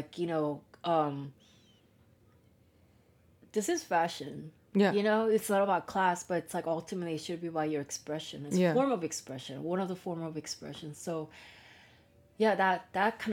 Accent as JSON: {"language": "English", "town": "Seattle", "region": "Washington", "country": "United States", "tie": "born or raised there", "moved": "as an adult", "lives_now": "Tokyo, Japan", "said": "I grew up in the States"}